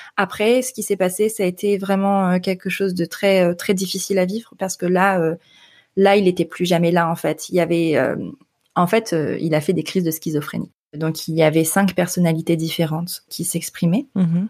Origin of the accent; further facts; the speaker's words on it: northern France, France; moved away as an adult; je viens du nord de la France